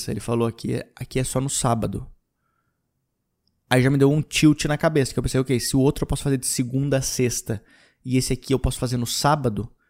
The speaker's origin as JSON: {"language": "Portuguese", "region": "Rio Grande do Sul", "country": "Brazil", "lives_now": "São Paulo, Brazil", "said": "quando eu vim de, de, do Rio Grande do Sul para São Paulo, eu tive que trazer bastante coisa."}